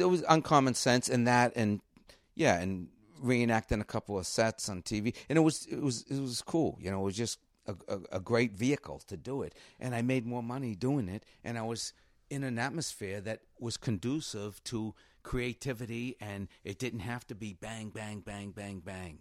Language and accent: English; Cambridge, Massachusetts, United States; I grew up in Cambridge and we grew up a mile from the Hasty Pudding